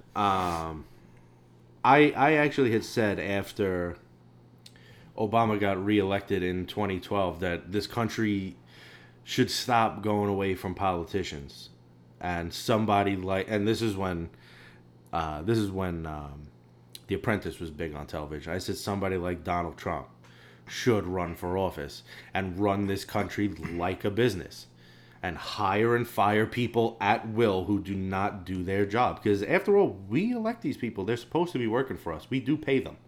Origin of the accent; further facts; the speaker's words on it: New York City, New York, United States; we're from New York City and Staten Island, which is the only, uh, the only red part of this city.